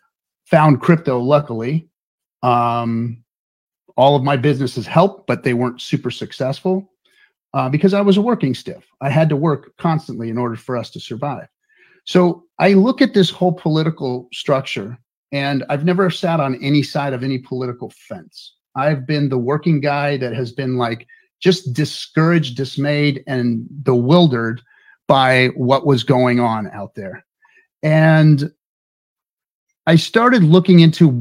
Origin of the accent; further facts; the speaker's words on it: Inglewood, California, United States; I grew up in Inglewood, California, which is the hood